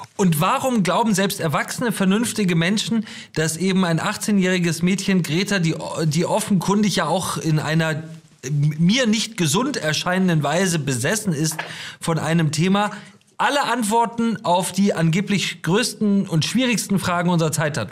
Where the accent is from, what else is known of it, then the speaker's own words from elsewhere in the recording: Germany; wir als Deutsche